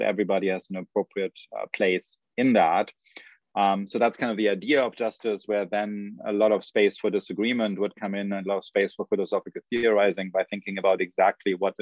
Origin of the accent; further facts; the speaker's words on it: Germany; moved away as an adult; now in United States; So I grew up in Germany, so I came to the United States only at the stage of PhD program